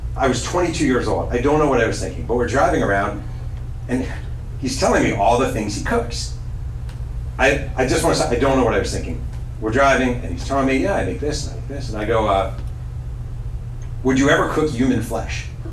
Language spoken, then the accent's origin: English; New York, United States; moved away as an adult; now in Laguna Niguel, United States; I was born and raised in New York